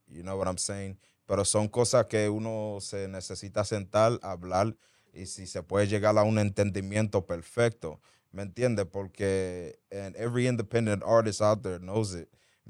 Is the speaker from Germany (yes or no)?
no; Dominican Republic; And yo soy un artista dominicano